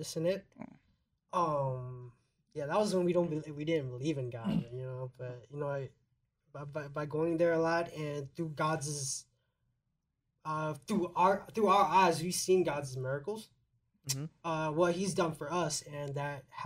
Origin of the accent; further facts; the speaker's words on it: Minnesota, United States; also born or lived in Sacramento, California; We moved up here when I was 7.